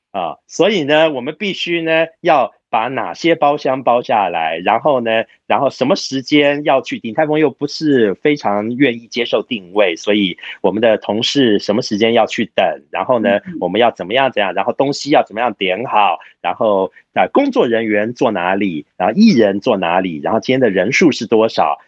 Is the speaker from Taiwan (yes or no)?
yes; Taiwan; 因为我们台湾人啊